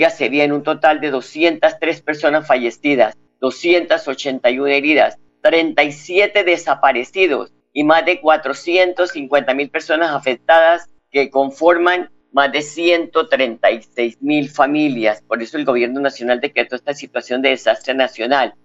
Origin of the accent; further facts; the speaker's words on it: Colombia; Yo me siento de ser un buen colombiano